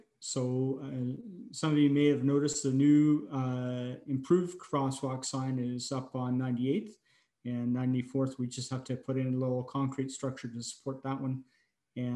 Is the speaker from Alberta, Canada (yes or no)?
no; Alexandria, Ontario, Canada; now in Peace River, Canada; my hometown of Alexandria, Ontario